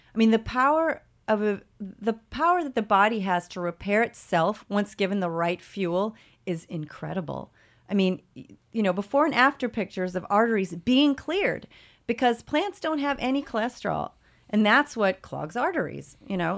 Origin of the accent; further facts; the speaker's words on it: Evansville, Indiana, United States; now in New York City, United States; my hometown of Evansville, Indiana